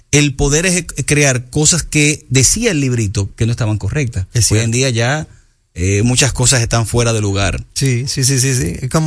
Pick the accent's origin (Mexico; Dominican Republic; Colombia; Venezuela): Dominican Republic; como dominicanos, como seres humanos, como latinos